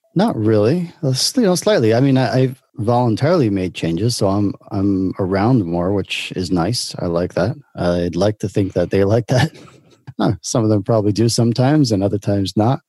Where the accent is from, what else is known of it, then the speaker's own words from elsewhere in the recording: New York City, New York, United States; moved away as an adult; now in Israel; I grew up in in Brooklyn, New York.